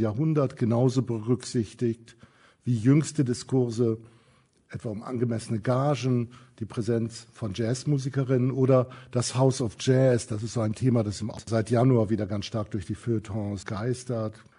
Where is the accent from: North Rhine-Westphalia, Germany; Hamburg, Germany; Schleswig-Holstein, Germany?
Schleswig-Holstein, Germany; Kiel; Ich komme, wie gesagt, aus Kiel, bin aufgewachsen